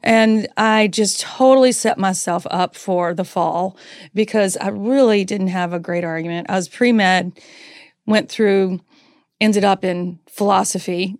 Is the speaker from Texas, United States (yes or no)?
no; North Carolina, United States; accent: Southern; I grew up in North Carolina.